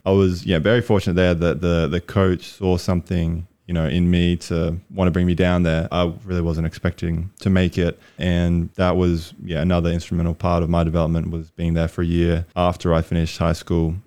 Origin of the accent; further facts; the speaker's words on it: Brisbane, Queensland, Australia; moved away as an adult; also born or lived in New Mexico, United States; I'm from Australia, Brisbane, Australia. Grew up there